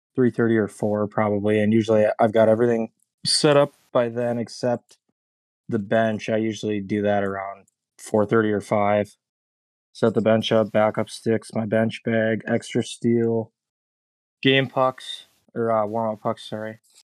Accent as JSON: {"language": "English", "town": "Mankato", "region": "Minnesota", "country": "United States", "tie": "born or raised there", "said": "I'm from Mankato, so parents live about ten minutes away from where I'm at."}